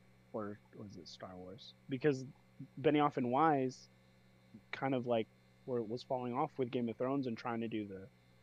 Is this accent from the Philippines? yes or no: yes; Philippines; I'm Filipino.